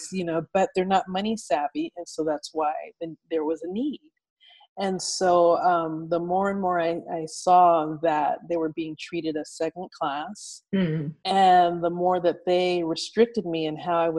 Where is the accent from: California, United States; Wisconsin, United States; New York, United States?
California, United States; Pasadena; I grew up in Pasadena, which is part of Los Angeles County.